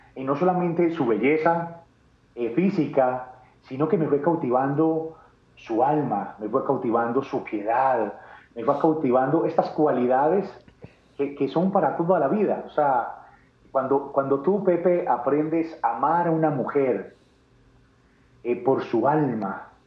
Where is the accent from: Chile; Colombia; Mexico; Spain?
Colombia; Medellín, Antioquia; yo nací en Medellín, Medellín, Colombia. Eh, paisa.